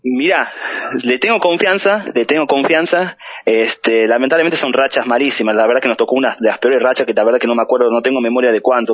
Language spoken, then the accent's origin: Spanish; Buenos Aires, Argentina; now in Tucumán, Argentina; soy de Buenos Aires, este, nacido ahí, este, pero soy criado en la zona de Flores, bajo Flores